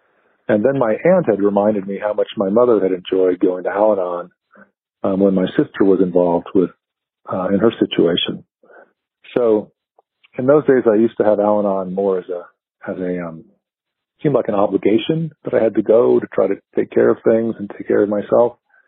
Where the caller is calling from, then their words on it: Colorado Springs, Colorado, United States; I'm from Colorado Springs.